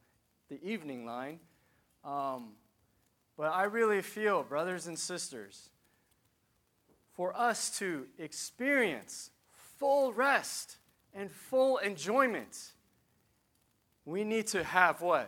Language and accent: English; Piscataway, New Jersey, United States; I'm from New Jersey, Piscataway.